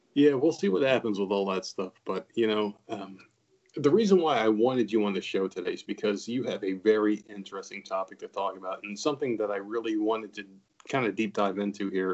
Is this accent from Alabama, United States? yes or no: no; New Jersey, United States; moved away; we're both from New Jersey.